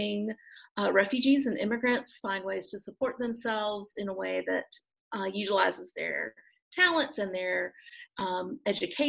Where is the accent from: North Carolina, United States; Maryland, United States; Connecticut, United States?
North Carolina, United States; Raleigh, North Carolina area, United States; moved away as an adult; now in Düsseldorf, Germany; I'm from the Raleigh, North Carolina area, actually a really small suburb right outside of Raleigh, but that's where I was born and raised. So I'm a Southern girl, through and through.